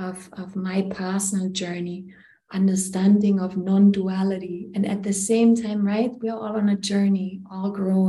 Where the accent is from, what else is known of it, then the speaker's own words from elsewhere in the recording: Germany; moved away; also born or lived in India; I come from Germany originally